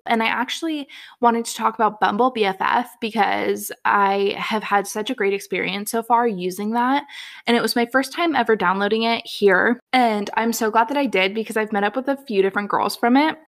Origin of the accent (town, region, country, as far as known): Bay Area, California, United States; born or raised there; moved away as an adult; now in Montana, United States